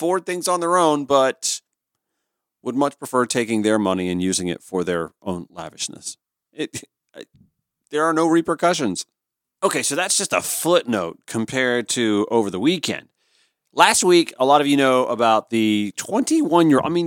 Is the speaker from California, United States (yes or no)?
no; Augusta, Georgia, United States; from my hometown of Augusta, Georgia